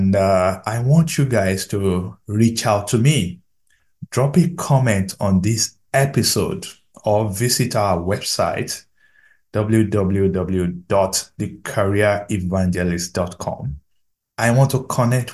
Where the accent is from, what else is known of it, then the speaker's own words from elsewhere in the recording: Nigeria; I'm a Nigerian